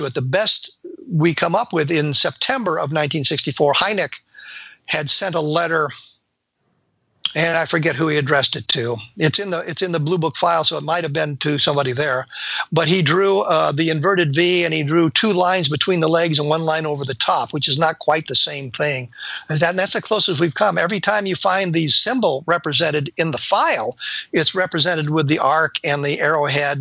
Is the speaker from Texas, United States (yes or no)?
no; Colorado, United States; I lived in Colorado in 1964. I was growing up in Colorado in 1964